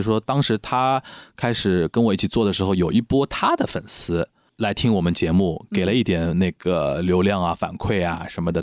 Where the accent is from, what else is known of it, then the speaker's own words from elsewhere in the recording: Shanghai, China; 那你用我们上海人的话，侬懂我讲，我懂侬讲